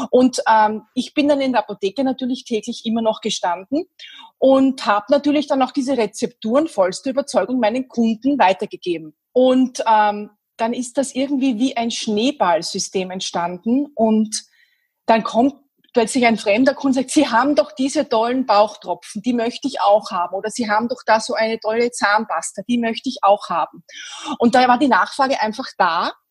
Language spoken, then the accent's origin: German; Vienna, Austria; born there; Ich bin in Wien geboren, bin mittlerweile Mitte 40